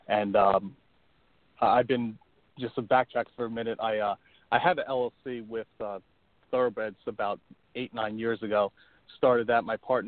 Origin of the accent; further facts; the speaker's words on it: Long Island, New York, United States; I grew up on Long Island, right near Roosevelt Raceway.